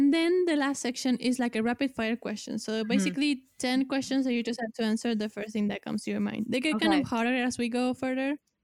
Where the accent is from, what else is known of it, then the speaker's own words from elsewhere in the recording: Argentina; English is a second language; because I'm here from Argentina.